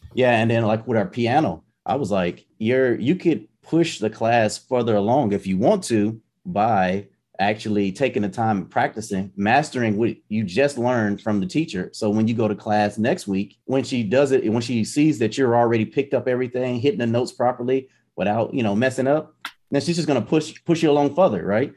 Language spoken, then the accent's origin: English; United States; moved away as an adult; also born or lived in Germany